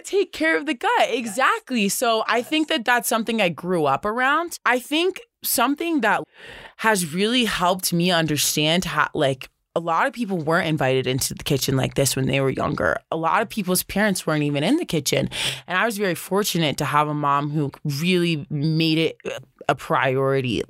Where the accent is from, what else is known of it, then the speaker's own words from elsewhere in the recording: the South, United States; now in Boulder, United States; growing up in the South